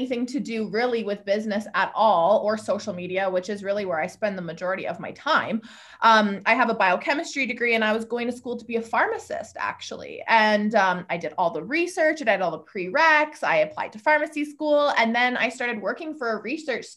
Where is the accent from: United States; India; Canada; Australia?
Canada; Lethbridge, Alberta; I am from Lethbridge, Alberta, Canada